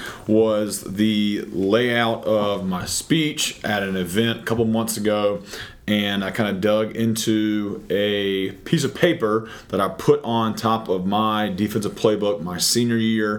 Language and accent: English; Anderson, South Carolina, United States; I was born and raised in Anderson, South Carolina.